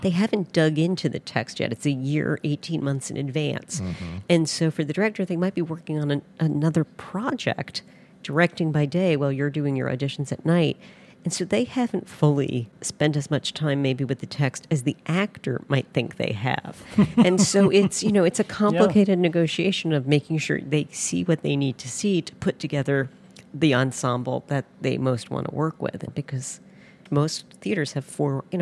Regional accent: Middletown, New Jersey, United States; moved away as an adult; also born or lived in Holmdel, New Jersey / Evanston, Illinois; now in Chicago, United States; I grew up in Middletown and Homedale, New Jersey, that have the same exit

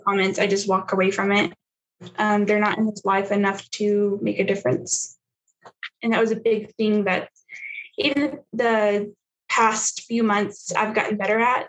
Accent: the South, United States; moved away; I was raised in the South

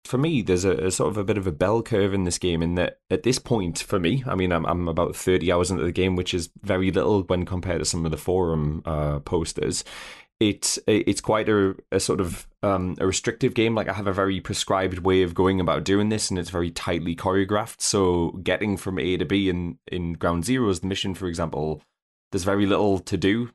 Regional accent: United Kingdom; now in Northumberland, United Kingdom; I'm a, a, a British person who lives in the the armpit of, uh, rural Northumberland

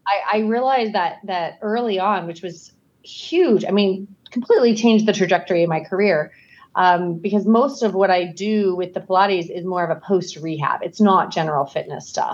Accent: Scottsdale, Arizona, United States; now in Idaho, United States; I grew up in Scottsdale, Arizona.

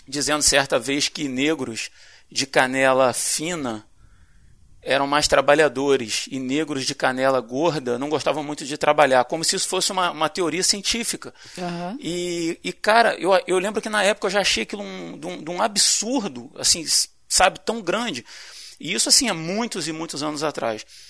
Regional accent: Brazil; como brasileiros

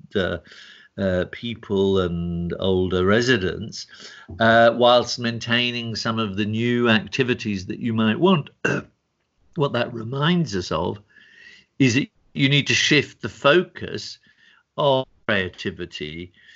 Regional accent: England, United Kingdom; moved away; also born or lived in Germany / Italy; I was born in England, lived in Germany, for nine years, studied also in Italy

